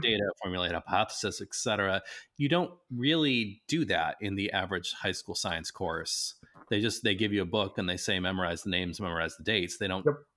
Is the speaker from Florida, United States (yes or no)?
no; Nebraska, United States; I grew up in Nebraska